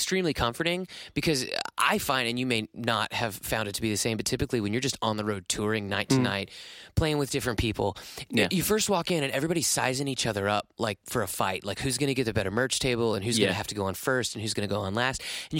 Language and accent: English; New York, United States; I'm from upstate New York.